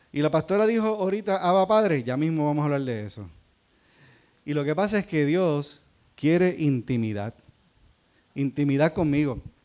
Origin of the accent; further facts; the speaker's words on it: Puerto Rico; los que somos puertorriqueños